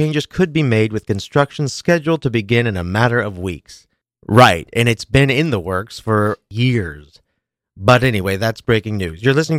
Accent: Kansas City, Missouri, United States; as I mentioned last week, I am from Kansas City, love the Chiefs, root for the Chiefs.

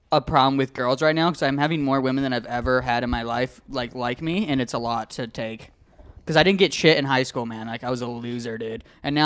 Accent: Arizona, United States; moved away as an adult; now in New York, United States; I'm from Arizona. I moved here like a year ago.

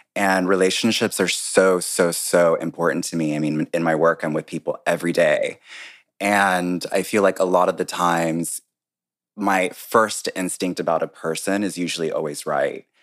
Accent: North Carolina, United States; also born or lived in New York; now in Washington, D.C., United States; I was born and raised in North Carolina

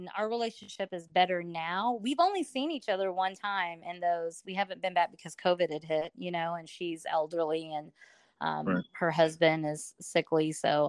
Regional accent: Iwakuni, Yamaguchi, Japan; born there; I was born in Irukuni, Japan.

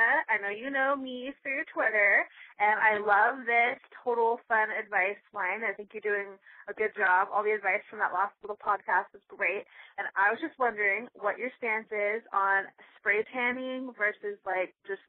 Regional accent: Seattle, Washington, United States; I'm from Seattle, so I'm pretty freaking pale.

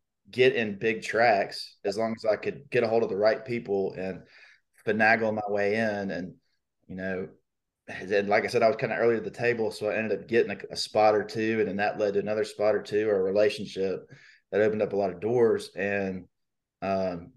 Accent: Birmingham, Alabama, United States; I grew up in Birmingham. So I know every nook and cranny

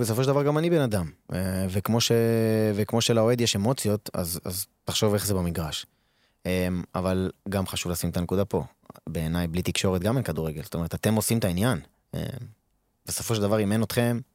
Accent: Israel; moved away as an adult; now in Odesa, Ukraine; אנחנו גדלנו בארץ

